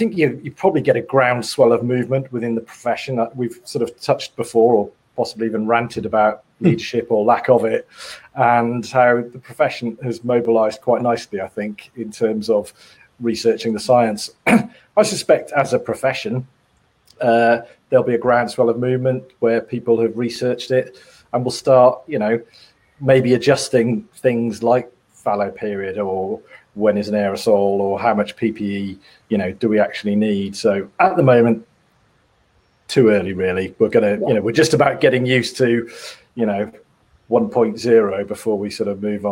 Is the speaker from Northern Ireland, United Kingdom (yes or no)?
no; Wales, United Kingdom; moved away; I'm from Wales